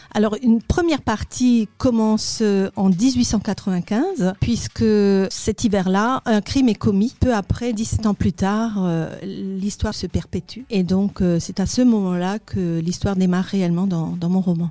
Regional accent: Alsace, Grand Est, France; moved away as an adult; also born or lived in Paris / Molsheim; Alors, je suis née en Alsace. Je n'ai pas toujours vécu dans la région puisque j'étais partie quelques années euh, du côté de Paris. Et je suis revenue

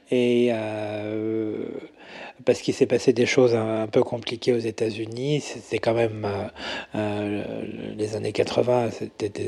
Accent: Paris, Île-de-France, France; born there; retour aux sources, hein, parce que je suis né à, je suis né à Paris.

